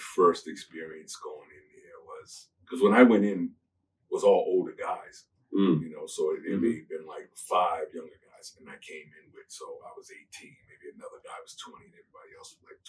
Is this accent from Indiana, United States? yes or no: no; Boston, Massachusetts, United States; also born or lived in Chicago; So I was born in Boston, but my family's from Chicago. So I was born here, but lived in Chicago.